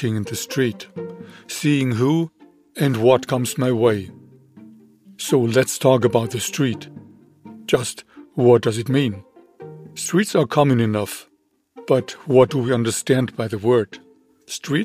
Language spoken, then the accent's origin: English; southwest Germany, Germany; a tiny village in the southwest of Germany. This is where I come from.